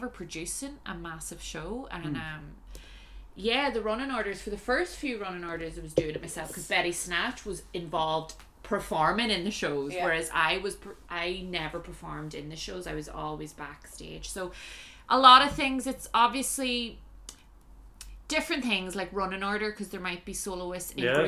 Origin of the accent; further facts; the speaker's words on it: Ireland; now in Shanghai, China; I'm Irish